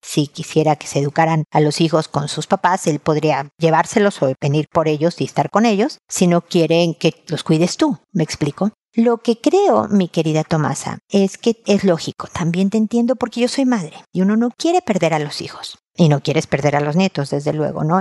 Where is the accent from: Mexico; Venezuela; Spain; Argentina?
Mexico; now in Chile; México, de donde yo soy